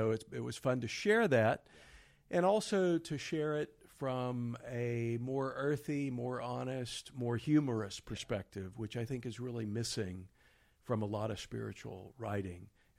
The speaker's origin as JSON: {"language": "English", "town": "Houston", "region": "Texas", "country": "United States", "tie": "born or raised there", "said": "I grew up in Houston"}